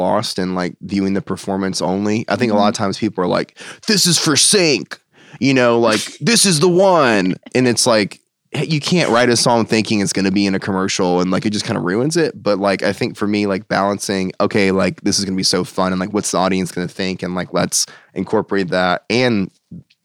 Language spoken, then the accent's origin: English; United States; moved away as an adult; also born or lived in Ohio; now in Nashville, United States; I'm from outside DC